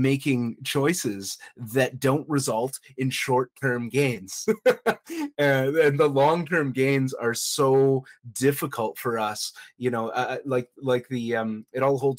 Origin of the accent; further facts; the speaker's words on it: Canada; I'm actually Canadian